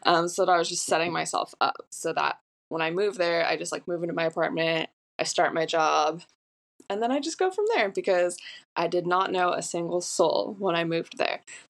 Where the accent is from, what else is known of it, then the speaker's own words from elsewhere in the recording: Orange County, California, United States; moved away as an adult; also born or lived in Austin, Texas; now in Long Beach, United States; I am from Orange County. I didn't move away for college. I stayed local